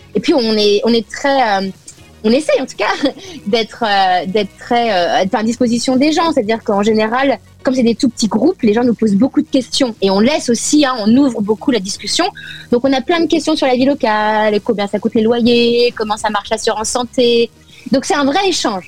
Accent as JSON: {"language": "French", "country": "France", "moved": "yes", "lives_now": "Los Angeles, United States", "said": "je suis avant tout française"}